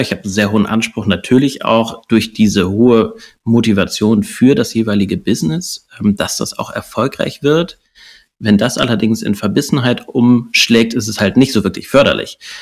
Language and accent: German; Hamburg, Germany; Hamburger Jung